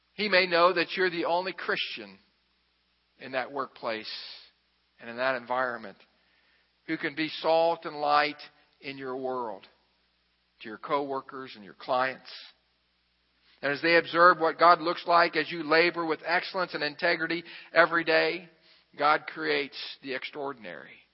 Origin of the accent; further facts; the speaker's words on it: Xenia, Ohio, United States; I'm from Xenia, Ohio.